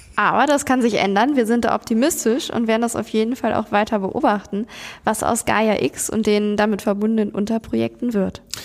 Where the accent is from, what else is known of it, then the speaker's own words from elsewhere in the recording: Germany; bei uns in Deutschland